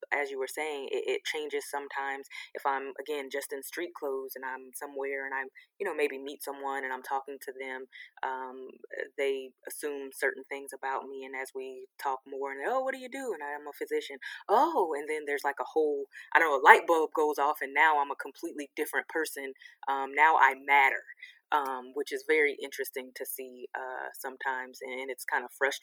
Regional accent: Sanford, Florida, United States; now in Atlanta, United States; I grew up actually in Sanford, Florida

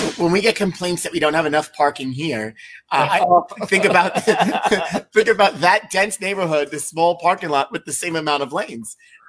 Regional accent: New York City, New York, United States; growing up in Grant City, we had a nice neighborhood. We all knew each other

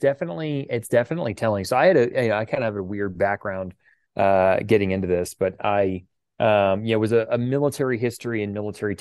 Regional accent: Houston, Texas, United States; we grew up in Houston, Texas, where, you know, people have guns.

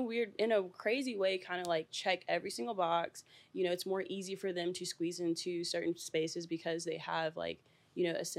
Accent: the South, United States; especially where I'm from, because I'm from the South.

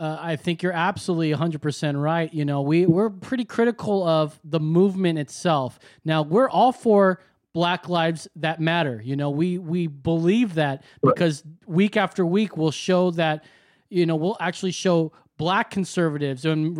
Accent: Anaheim, California, United States; moved away; I'm from Southern California myself. I'm from Anaheim originally.

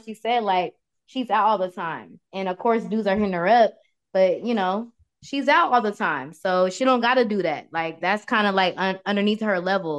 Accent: Portland, Oregon, United States; now in Peachtree Corners, United States; I'm from Portland. You know, Pacific Northwest.

